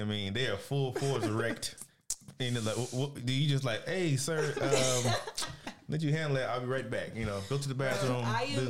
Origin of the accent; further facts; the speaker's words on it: the South, United States; And I'm from the South